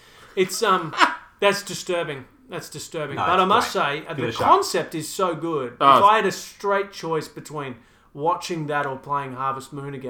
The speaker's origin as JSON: {"language": "English", "region": "Queensland", "country": "Australia", "tie": "born or raised there", "also_born_or_lived": "London", "moved": "as an adult", "said": "Again, I grew up in Queensland. And then at 19, I moved over to London for a year and waited as winter descended."}